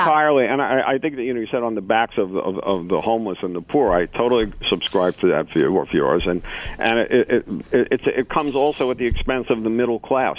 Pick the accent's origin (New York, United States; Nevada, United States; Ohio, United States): New York, United States; I'm a New Yorker